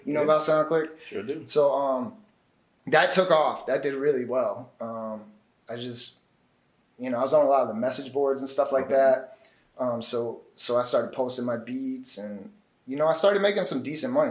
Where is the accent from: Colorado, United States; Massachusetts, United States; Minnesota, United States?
Massachusetts, United States; moved away as an adult; now in New York, United States; I'm actually from Massachusetts